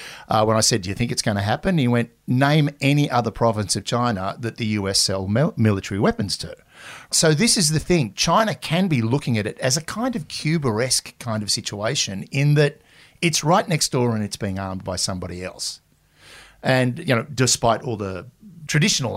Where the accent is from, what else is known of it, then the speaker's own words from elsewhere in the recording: Australia; we're Australian